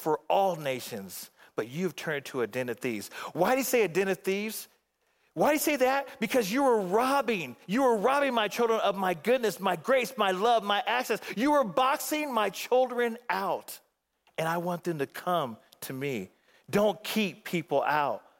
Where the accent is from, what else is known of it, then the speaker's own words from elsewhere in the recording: Phoenix, Arizona, United States; back in Phoenix